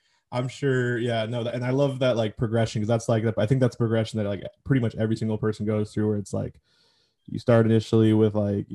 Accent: Seattle, Washington, United States

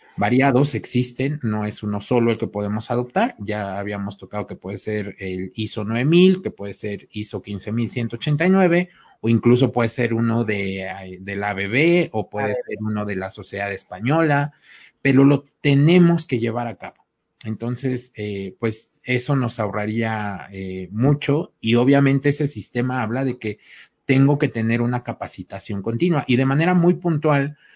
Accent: Mexico; como buenos mexicanos

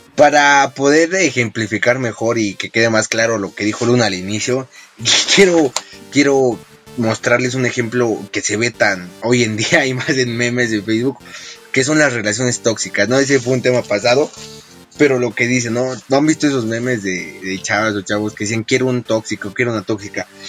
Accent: Mexico

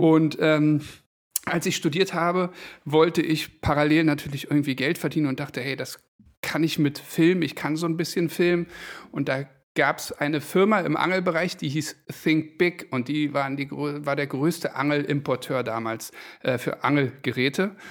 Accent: Berlin, Germany; also born or lived in Düsseldorf; Ich bin Berliner, habe aber in Düsseldorf studiert BWL

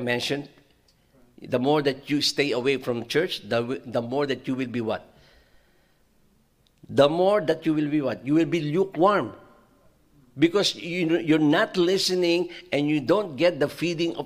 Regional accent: Philippines; moved away; when I was growing up in the Philippines

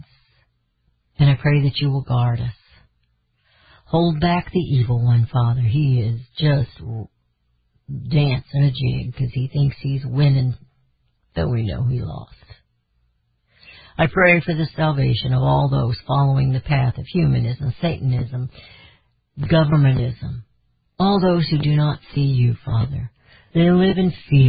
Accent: United States; I am an American

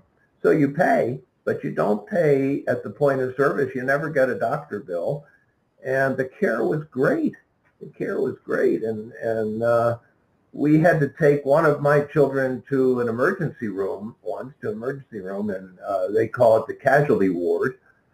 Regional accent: United States; I'm American. We lived in America.

